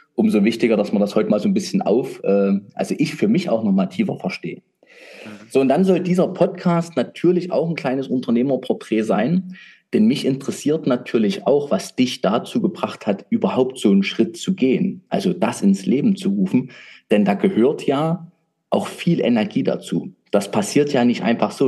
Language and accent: German; Saxony, Germany; ich bin Sachse